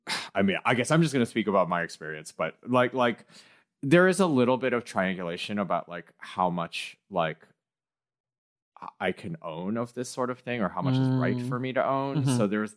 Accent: Midwest, United States; I grew up in the Midwest and like engaged with a lot of this type of white culture.

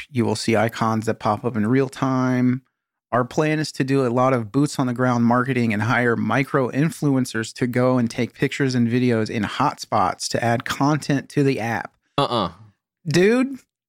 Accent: Florida, United States; I grew up in South Florida, swimming in the ocean almost every day during the summer and weekends.

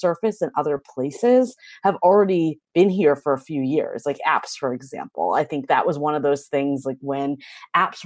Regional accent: East Coast, United States; moved away as an adult; now in San Francisco, United States; So I'm originally from the East Coast, so I have that background.

